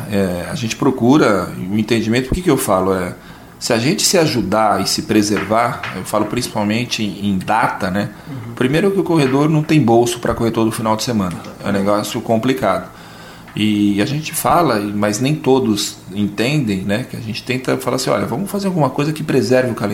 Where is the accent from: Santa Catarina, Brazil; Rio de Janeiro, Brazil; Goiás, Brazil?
Santa Catarina, Brazil; Joinville; pensar por como nós somos de Joinville, a gente entende.